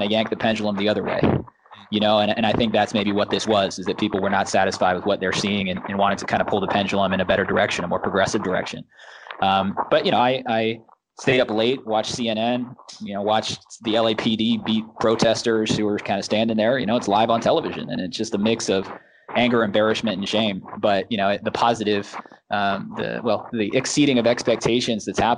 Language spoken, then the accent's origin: English; San Francisco, California, United States; now in United Kingdom; I'm from San Francisco, as I say, the left coast